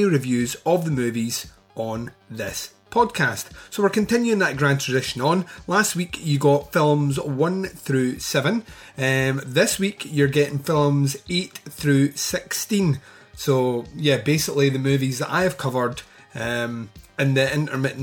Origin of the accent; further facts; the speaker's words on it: Scotland, United Kingdom; I am Scottish